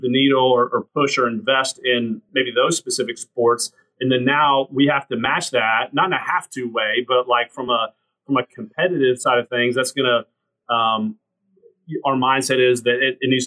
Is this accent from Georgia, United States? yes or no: yes; Atlanta, Georgia, United States; now in Clemson, United States; growing up in Atlanta, I go to school, Georgia Tech